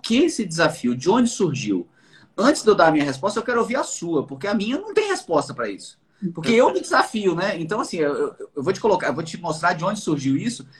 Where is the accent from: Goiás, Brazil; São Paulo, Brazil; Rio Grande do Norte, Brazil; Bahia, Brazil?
Bahia, Brazil; Eu fui criado na Bahia